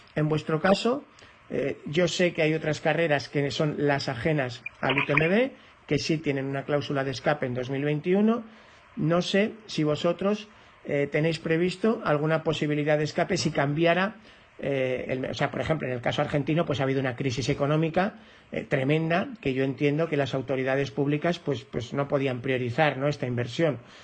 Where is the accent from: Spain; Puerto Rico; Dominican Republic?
Spain; como español